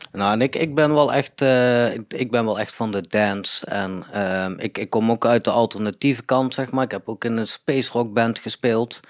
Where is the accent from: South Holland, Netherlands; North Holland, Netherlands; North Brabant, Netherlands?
North Brabant, Netherlands; Budel; now in Eindhoven, Netherlands; Budel ben ik opgegroeid. Wel in Eindhoven geboren